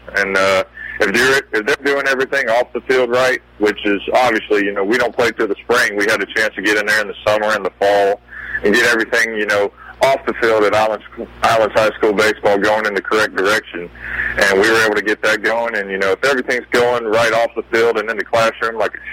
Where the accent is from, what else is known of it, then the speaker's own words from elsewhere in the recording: Athens, Georgia, United States; I grew up in Athens, Georgia